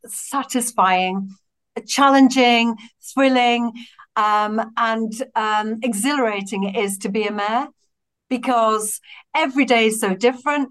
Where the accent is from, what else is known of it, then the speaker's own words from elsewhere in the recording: Batley, Yorkshire and the Humber, United Kingdom; growing up in Batley and growing up in social housing as a free school meals kid